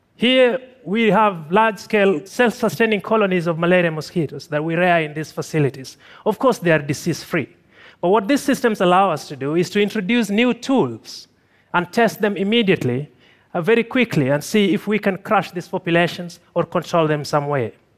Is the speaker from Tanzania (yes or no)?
yes; Tanzania; I'm from Tanzania